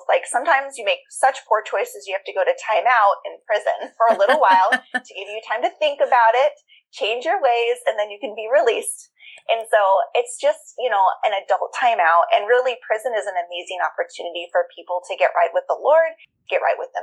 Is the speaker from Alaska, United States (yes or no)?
yes; Juneau, Alaska, United States; I was born and raised in Juneau, which is the capital